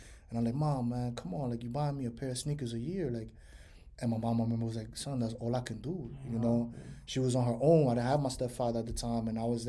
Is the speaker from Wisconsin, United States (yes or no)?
no; New York City, New York, United States; moved away as an adult; now in Florida, United States; So I grew up in Washington Heights for 15 years, and then I grew up in the Bronx for like 13 years.